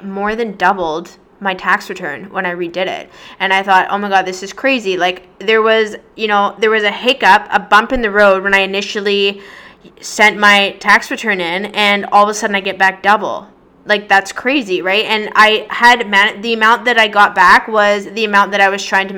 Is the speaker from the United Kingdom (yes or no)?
no; Victoria, British Columbia, Canada; moved away as an adult; now in Toronto, Canada; I'm originally from Victoria, BC